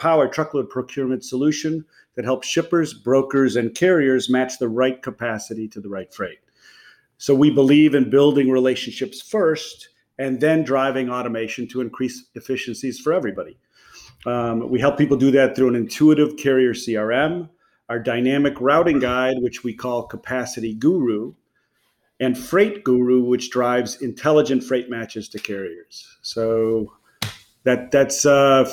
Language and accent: English; Chicago, Illinois, United States; also born or lived in Philadelphia; after fourth grade, I grew up in the north suburbs of Chicago